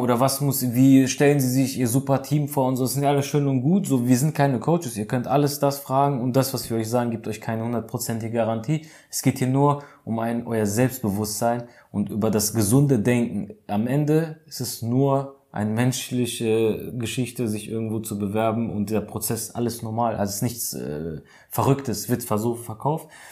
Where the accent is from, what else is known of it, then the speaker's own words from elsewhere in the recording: Germany; hier bei uns in Deutschland